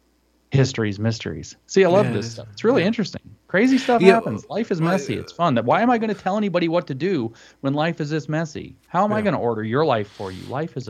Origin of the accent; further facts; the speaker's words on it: Southeast, United States; Because I grew up in the Southeast, which was like relentlessly, I would even say, you know, it's Protestant supremacist, or was.